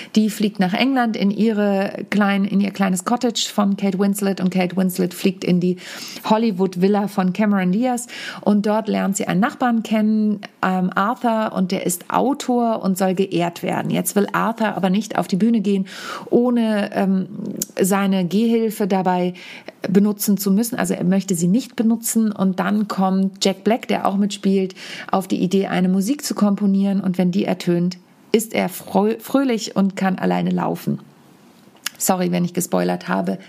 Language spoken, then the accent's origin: German; home Samtgemeinde, Lower Saxony, Germany; Neujahrsempfang meiner Heimat Samtgemeinde